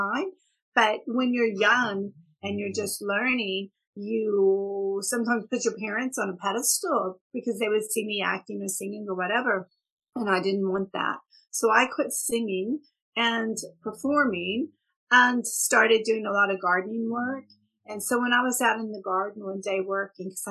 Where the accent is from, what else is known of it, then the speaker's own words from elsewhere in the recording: Houston area, Texas, United States; accent: Texas; moved away; also born or lived in Tulsa, Oklahoma / Dubai; mom and daddy moved, daddy's job changed down to Texas in the Houston area. And so I came when I was about 14 months.